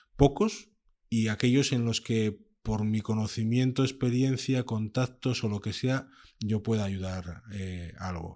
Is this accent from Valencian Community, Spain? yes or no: no; Gijón, Asturias, Spain; Yo nací en Gijón y aunque me considero un asturiano nómada